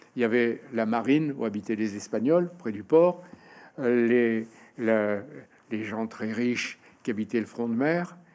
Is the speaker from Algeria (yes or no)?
yes; Oran, Oran Province, Algeria; moved away; on a grandi comme ça au Oran